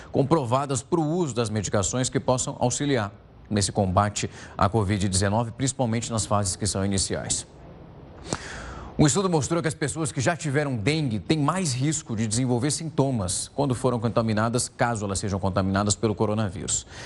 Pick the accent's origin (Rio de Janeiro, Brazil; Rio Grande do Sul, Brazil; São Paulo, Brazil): São Paulo, Brazil; Ribeirão Preto; Marcelo, eu sou de uma cidade do interior de São Paulo, que é Ribeirão Preto, onde nós passávamos por vários surtos de dengue.